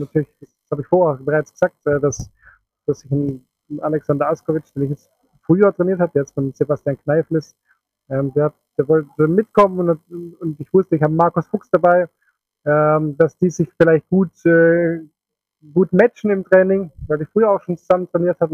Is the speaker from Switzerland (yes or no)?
yes; Switzerland; bei uns in der Schweiz